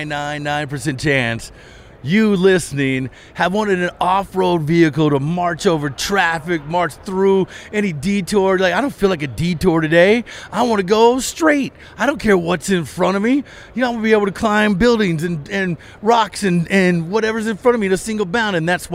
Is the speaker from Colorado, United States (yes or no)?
yes; Colorado, United States; You know, gone are the days because, you know, I'm from Colorado, right?